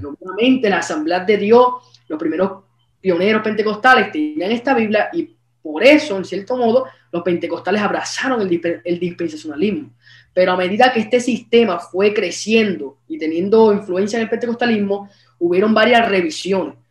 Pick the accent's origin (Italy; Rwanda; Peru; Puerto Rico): Puerto Rico; Aguadilla; soy de Puerto Rico, del pueblo de Aguadilla